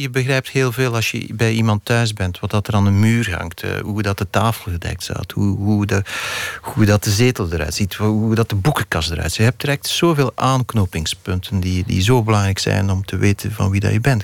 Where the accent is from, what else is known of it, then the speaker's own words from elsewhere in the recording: the Belgian coast, Flanders, Belgium; die kust waar ik opgegroeid ben